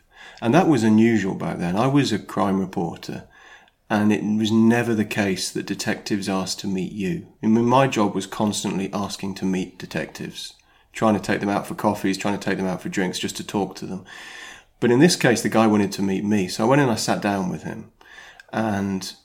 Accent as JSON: {"language": "English", "country": "United Kingdom", "tie": "born or raised there", "also_born_or_lived": "Sydney, Australia", "said": "I was born over there, grew up in the UK"}